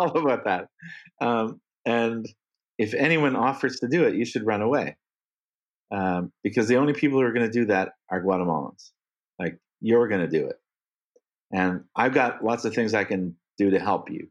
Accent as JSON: {"language": "English", "town": "Sudbury", "region": "Ontario", "country": "Canada", "tie": "born or raised there", "moved": "yes", "said": "I joined the board of an architecture school in Northern Canada in my hometown called the McEwen School of Architecture at Laurentian University. And it's in the town where I grew up"}